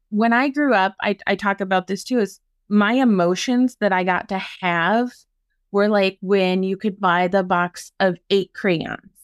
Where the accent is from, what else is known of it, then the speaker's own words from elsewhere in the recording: Maynard, Minnesota, United States; My hometown is Maynard, Minnesota